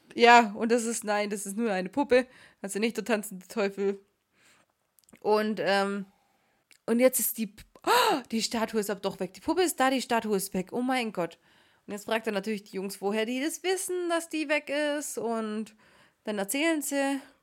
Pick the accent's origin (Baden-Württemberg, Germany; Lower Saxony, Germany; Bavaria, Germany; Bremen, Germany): Baden-Württemberg, Germany; Swabia; accent: Swabian; unsere schwäbische Ausdrucksweise